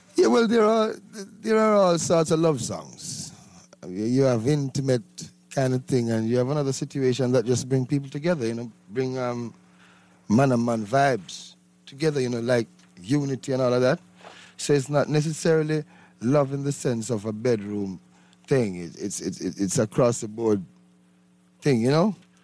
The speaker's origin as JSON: {"language": "English", "region": "Saint Mary", "country": "Jamaica", "tie": "born or raised there", "said": "In the countryside, St. Mary."}